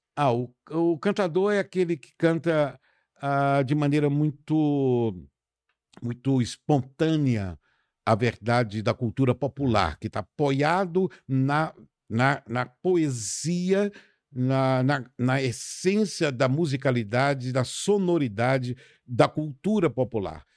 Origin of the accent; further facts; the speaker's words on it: Pedra Azul, Minas Gerais, Brazil; Eu sou de Pedra Azul, uma cidade linda e tal, rodeada de pedras